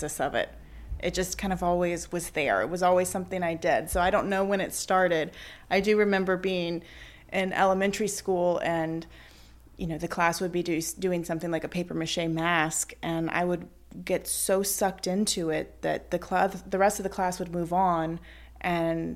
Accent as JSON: {"language": "English", "town": "Baton Rouge", "region": "Louisiana", "country": "United States", "tie": "born or raised there", "moved": "as an adult", "lives_now": "New Orleans, United States", "said": "I grew up in Mid-City in Baton Rouge"}